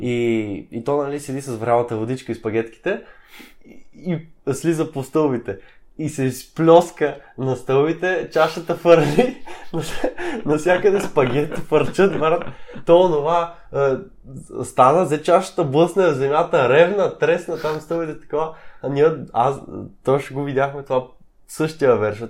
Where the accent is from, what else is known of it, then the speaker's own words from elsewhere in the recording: Sofia, Sofia City, Bulgaria; от София сме